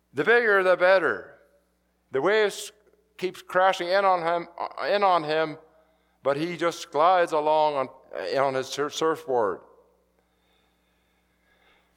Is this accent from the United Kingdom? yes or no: no; Saskatchewan, Canada; moved away; I grew up in Saskatchewan